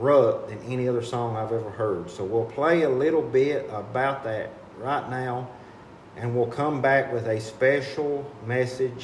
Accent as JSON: {"language": "English", "town": "Jackson", "region": "Kentucky", "country": "United States", "tie": "born or raised there", "said": "Aspire Appalachia out of Jackson, my hometown"}